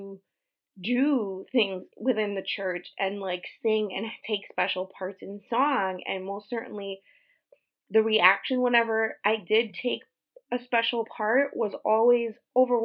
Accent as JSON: {"language": "English", "country": "Puerto Rico", "tie": "born or raised there", "moved": "yes", "said": "We were raised Christian, primarily Pentecostal in Puerto Rico"}